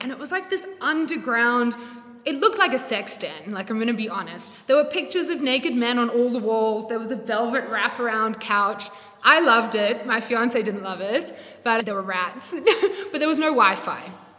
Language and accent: English; Australia; accent: blend; moved away as an adult; now in South Africa; I'm not South African. This accent is definitely a blend. But I moved from Australia to South Africa, 5.5 years ago.